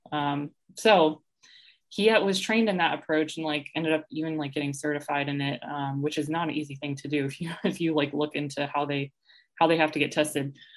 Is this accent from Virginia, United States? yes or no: no; Atlanta, Georgia, United States; moved away as an adult; also born or lived in Tennessee; now in Columbia, United States; I was actually born and raised in Atlanta.